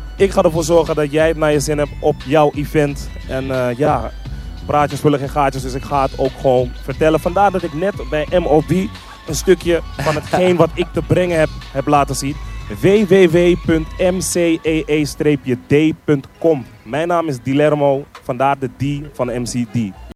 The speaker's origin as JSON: {"language": "Dutch", "town": "Amsterdam", "region": "North Holland", "country": "Netherlands", "tie": "born or raised there", "said": "Ik ben iemand die, zeg maar, eh, in, eh, Zuidoost is opgegroeid. Ik kom uit de Belmer"}